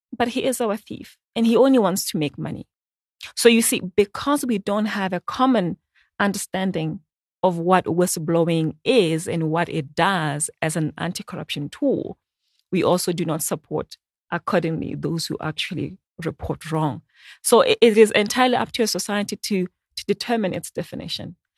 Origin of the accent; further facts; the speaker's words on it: Botswana; I'm from Botswana